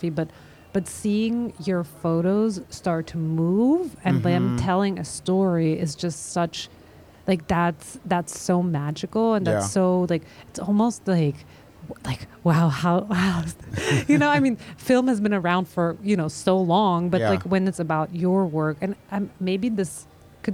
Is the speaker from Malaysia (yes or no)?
no; Austria; moved away as an adult; also born or lived in Vienna, Austria / Israel / Dagestan, Russia; now in New York, United States; I grew up in Austria